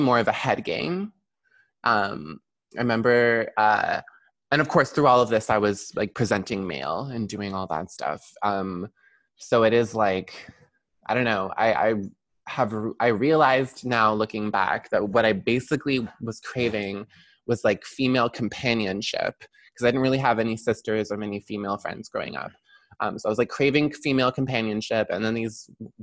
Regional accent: Brampton, Ontario, Canada; also born or lived in Toronto; I grew up in Brampton primarily

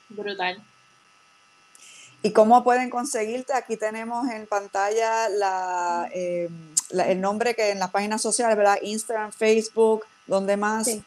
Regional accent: Puerto Rico; moved away; esa conexión con la diáspora puertorriqueña y las diferentes razones eh, por la cual de momento salimos de Puerto Rico, ¿verdad?

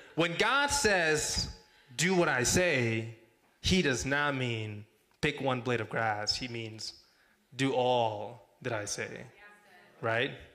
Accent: Mexico; also born or lived in Texas; now in Arizona, United States; I'm from Mexico, born and raised.

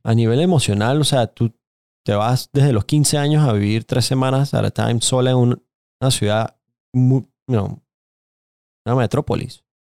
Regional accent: Panama; yo también crecí en nuestra comunidad en Panamá

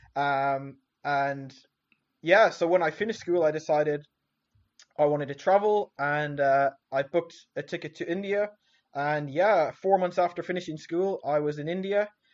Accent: southwest coast of Ireland, Munster, Ireland; I grew up in a small uh, village in the southwest coast of Ireland

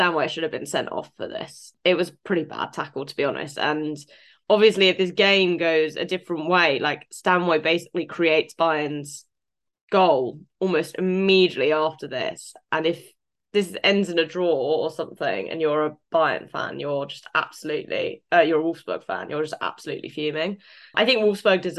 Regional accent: United Kingdom; me being British

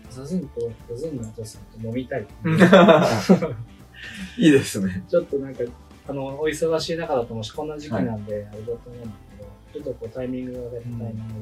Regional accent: Yamanashi, Japan; 地元山梨県

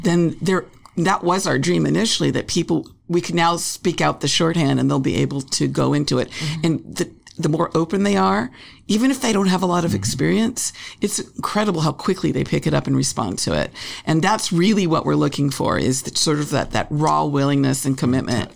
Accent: Los Angeles, California, United States; I grew up in L.A., a show business family

